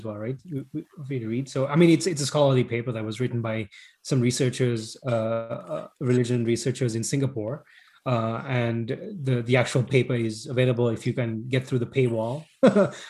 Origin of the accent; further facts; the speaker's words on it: Sri Lanka; moved away; also born or lived in Middle East; growing up in Sri Lanka